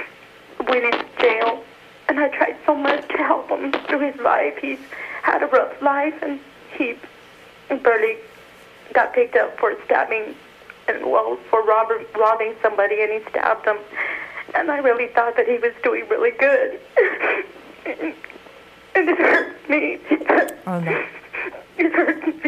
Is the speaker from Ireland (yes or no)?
no; Fresno, California, United States; I'm from Fresno